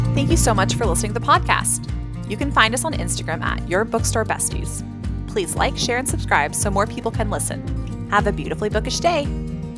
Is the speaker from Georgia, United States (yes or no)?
yes; Georgia, United States; went to school in Georgia